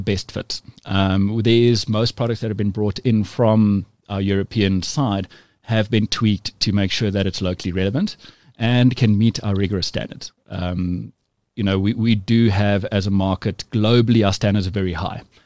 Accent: South Africa; we're all South African

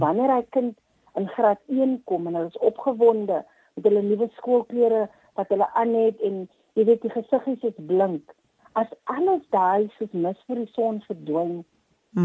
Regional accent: Paarl, Western Cape, South Africa; moved away as an adult; also born or lived in West Coast, South Africa; kom ek te Parel uit. Uh in die Parel skool gegaan het was by New Orleans uh mm. sekondêr

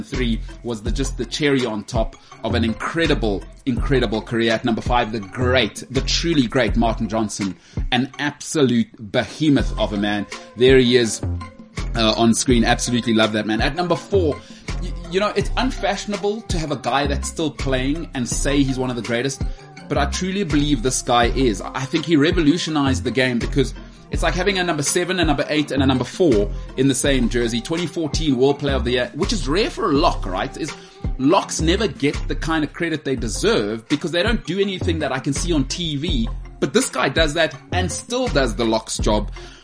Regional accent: South Africa; also born or lived in Johannesburg; as a South African

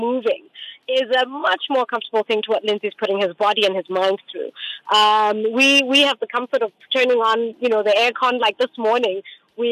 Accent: Botswana; I'm from Botswana.

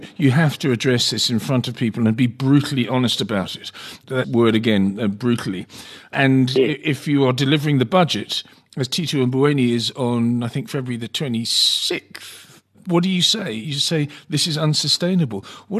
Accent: South Africa; also born or lived in Cape Town / Johannesburg; I'm from South Africa. I lived in Cape Town for a number of years, and before that, Johannesburg.

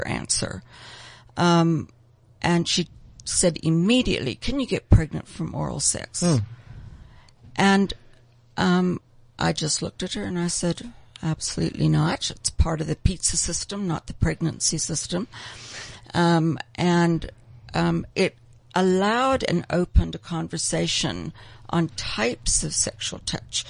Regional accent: South Africa; I'm born and bred in South Africa

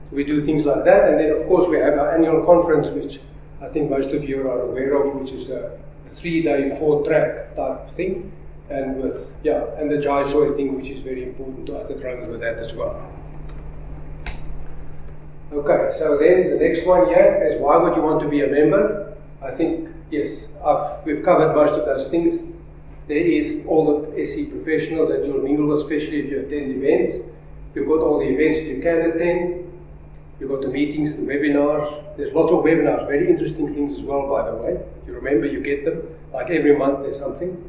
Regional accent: South Africa; Africa. Africa.

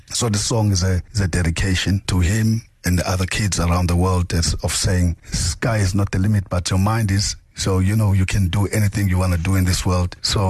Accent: Johannesburg, Gauteng, South Africa; the community we're coming from Yeovil.

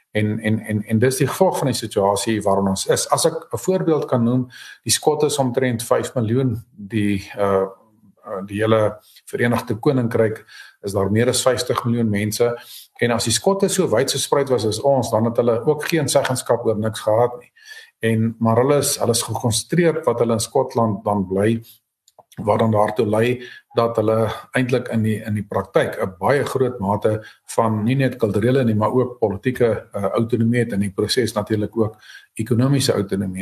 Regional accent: South Africa; ons het Afrikaners hier geword, ons het nie as Afrikaners hier aangekom nie

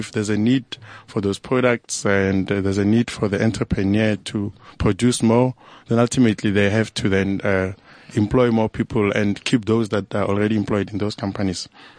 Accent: Johannesburg, Gauteng, South Africa; I mean, I'm from Joburg.

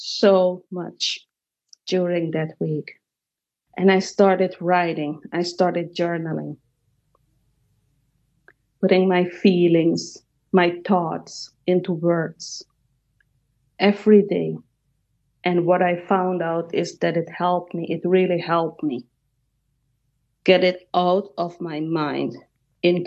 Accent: Suriname; moved away; my home country in Suriname, South America

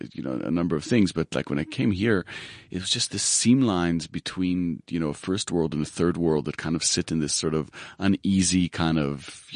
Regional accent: Israel; moved away as an adult; also born or lived in United States; I was born in the States. Mm-hmm. I grew up in Israel, actually. And at the age of 20, I got to South Africa where I went to varsity.

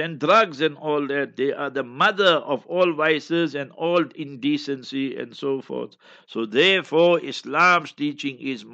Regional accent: Heidelberg, Gauteng, South Africa; moved away; Heidelberg, my hometown, my, you know, place where I was born and bred and schooled

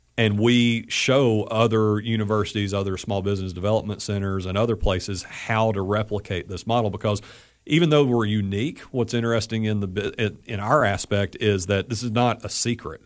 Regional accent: Athens, Tennessee, United States; came back to my hometown of Athens, Tennessee

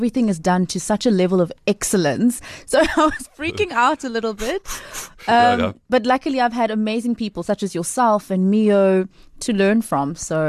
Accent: Port Elizabeth, Eastern Cape, South Africa; also born or lived in Seven Fountains; I'm an Eastern Cape girl. I was born on a farm somewhere between here and what is now Makanda, a place called Seven Fountains, lodged in between the, you know, most iconic game reserves of the area. I grew up in Port Elizabeth.

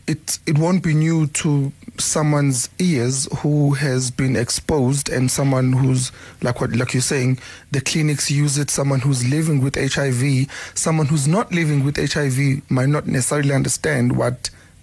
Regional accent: South Africa; You know, because if, as a South African person, if you don't know what undetectable means, then the whole equation doesn't...

